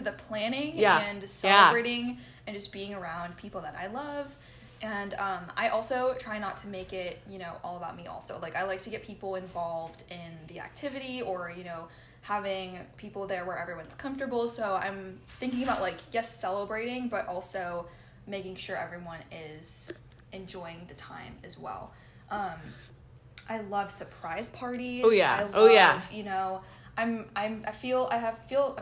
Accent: Chicago, Illinois, United States; moved away as an adult; now in Dallas, United States; I'm from the Chicagoland area, but I study music and French here at SMU

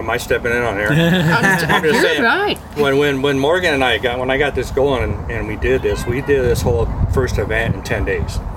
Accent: Spokane, Washington, United States; also born or lived in Alaska / Oregon; I, I'm, I'm from Spokane. I was born and raised here. Lived in Alaska and Oregon

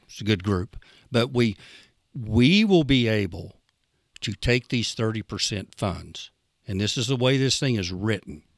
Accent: Idabel, Oklahoma, United States; I'm from Idabel.

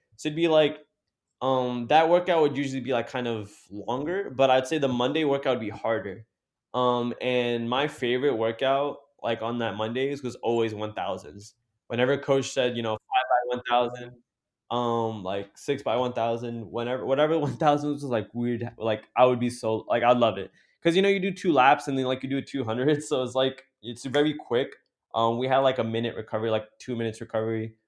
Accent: Jersey City, New Jersey, United States; me being a city guy, like, you know, growing up in Jersey City

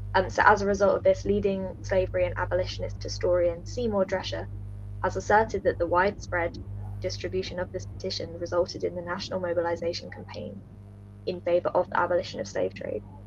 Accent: Bristol, South West England, United Kingdom; I'm from Bristol

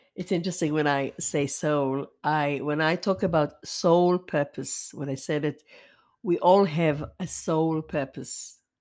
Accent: Israel; I was born and raised in Israel to parents who came from Europe

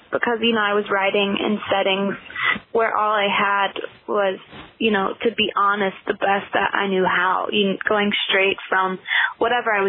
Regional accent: Nashville, Tennessee, United States; I was born and raised in Nashville. I still live in Nashville.

